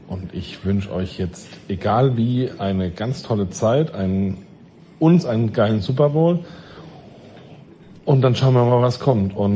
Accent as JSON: {"language": "German", "country": "Germany", "said": "Ähm, ich komme zwar nicht aus Hamburg, aber aus der Nähe."}